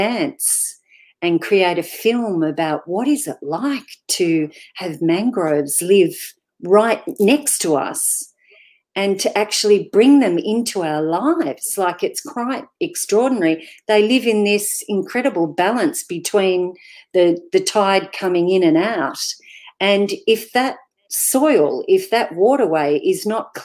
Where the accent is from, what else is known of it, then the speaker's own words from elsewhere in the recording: Jan Juc, Victoria, Australia; I'm from Janjuk. I live in Janjuk.